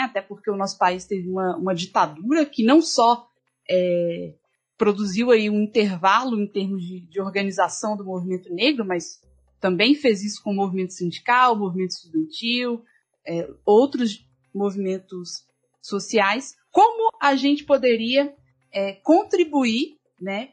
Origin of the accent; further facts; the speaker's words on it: Belo Horizonte, Minas Gerais, Brazil; Eu sou de, de Belo Horizonte